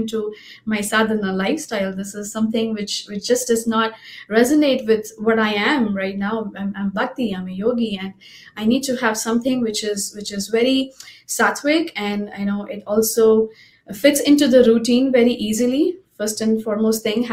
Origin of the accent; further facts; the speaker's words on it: Mumbai, Maharashtra, India; I'm from Mumbai and I grew up, my father was a life member